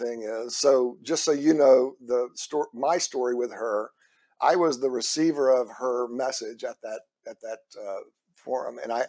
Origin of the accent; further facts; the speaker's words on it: Houston, Texas, United States; moved away as an adult; also born or lived in California; We're like, yeah, we're going back to Texas. I'm from Houston originally.